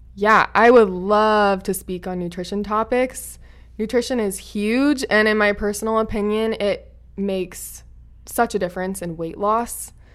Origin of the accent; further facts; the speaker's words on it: Oregon, United States; moved away as an adult; now in California, United States; I grew up in Oregon